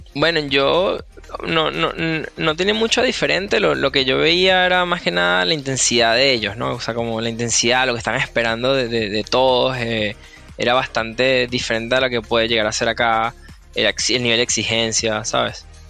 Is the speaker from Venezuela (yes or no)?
yes; Venezuela; moved away as an adult; now in United States